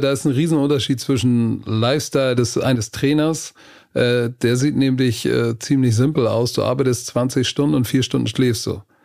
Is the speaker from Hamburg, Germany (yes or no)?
yes; Hamburg, Germany; ich komme aus Hamburg hier. Altona, St. Pauli ist so die Gegend, wo ich als Kind aufgewachsen bin